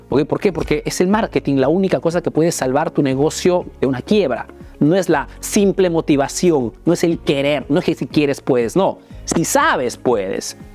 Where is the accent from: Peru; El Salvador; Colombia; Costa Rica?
Peru; now in Italy